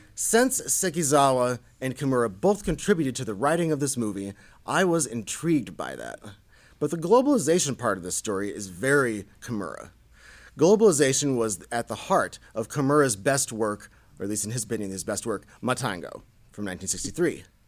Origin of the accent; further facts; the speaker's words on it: Indiana, United States; I'm from Indiana, after all, which is a very high number of manufacturing jobs, very blue-collar place.